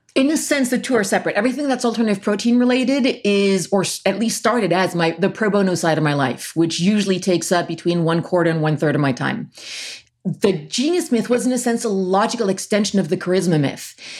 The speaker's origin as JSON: {"language": "English", "town": "Paris", "region": "Île-de-France", "country": "France", "tie": "born or raised there", "said": "I grew up in Paris, half French, half American"}